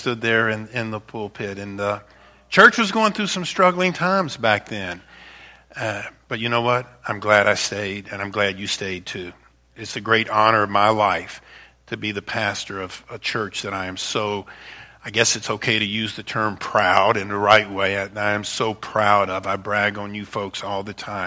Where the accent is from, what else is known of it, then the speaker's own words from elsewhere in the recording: Baton Rouge, Louisiana, United States; moved away as an adult; now in Northern Michigan, United States; I was raised in Baton Rouge, Louisiana, a city that would be very similar to Lansing